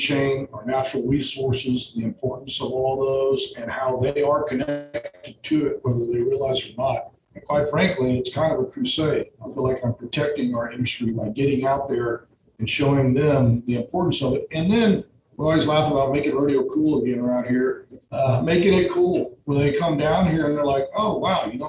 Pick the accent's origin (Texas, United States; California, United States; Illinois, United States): Texas, United States; Uvalde; now in San Antonio, United States; I was born out in Uvalde, so I'm very familiar with the area